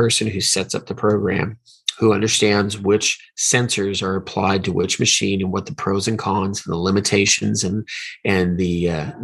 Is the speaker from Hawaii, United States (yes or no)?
yes; Hawaii, United States; I was born in Hawaii, so I learned a lot about volcanoes when I was a kid